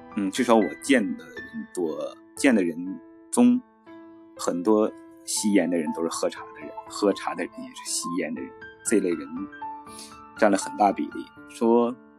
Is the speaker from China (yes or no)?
yes; northern China, China; moved away as an adult; also born or lived in Yangtze River region; 我得北方长大，遥远的北方